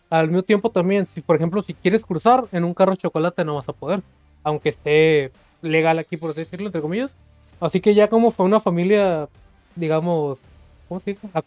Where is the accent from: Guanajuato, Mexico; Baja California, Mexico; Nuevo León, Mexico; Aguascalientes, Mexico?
Baja California, Mexico; Mexicali; soy de Mexicali, Baja California.